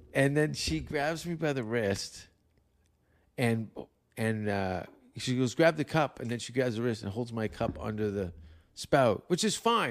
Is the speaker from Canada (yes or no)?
yes; Canada; moved away; I am a Canadian